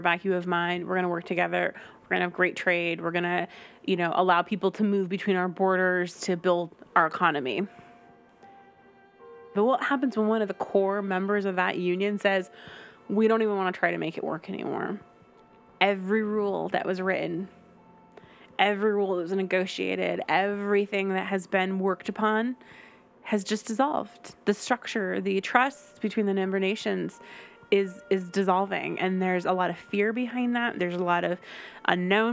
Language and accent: English; United States; moved away as an adult; now in United Kingdom; my origins of my original country of being American